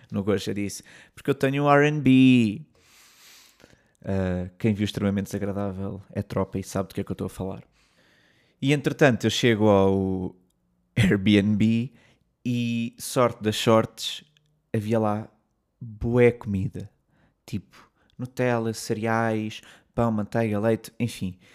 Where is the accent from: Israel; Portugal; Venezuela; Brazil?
Portugal; moved away as an adult; also born or lived in London; eu disse que sou português